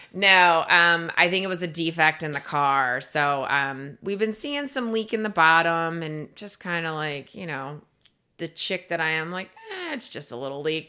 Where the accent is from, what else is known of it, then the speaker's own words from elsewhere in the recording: East Coast, United States; now in Florida, United States; I am from the East Coast